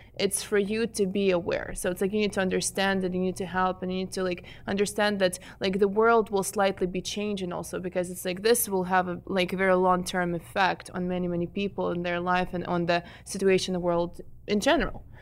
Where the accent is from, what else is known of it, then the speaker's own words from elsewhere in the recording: Ukraine; English is a second language; moved away as an adult; I am an immigrant from Ukraine. I came here seven and a half years ago.